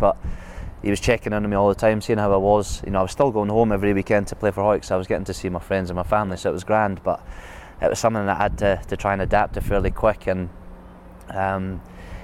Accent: Hawick, Scotland, United Kingdom; As a kid growing up in Hoik, it's either rugby or horses

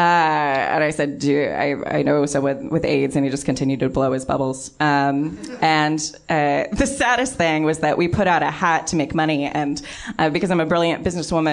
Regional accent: Southern California, United States; I was brought up mostly in Southern California

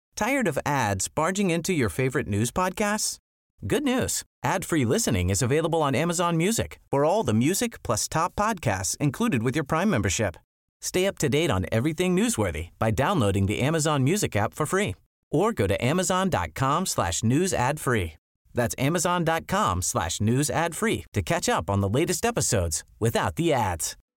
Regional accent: Turkey; ich bin ja Türkin

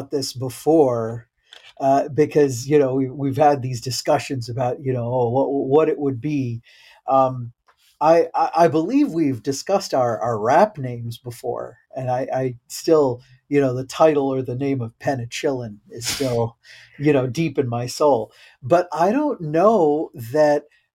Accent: Iowa, United States; I grew up in Iowa.

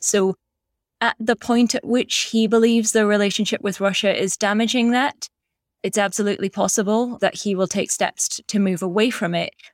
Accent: Black Isle, Scottish Highlands, Scotland, United Kingdom; I'm from the Black Isle

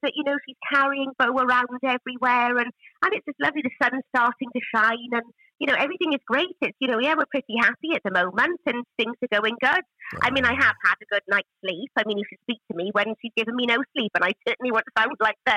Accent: Welsh, Wales, United Kingdom; being Welsh and from, you know, a family where all of the women were huge talkers

